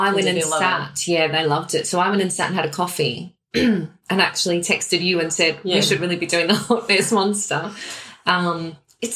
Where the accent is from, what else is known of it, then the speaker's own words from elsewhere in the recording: Australia; now in Scotland; I'm Australian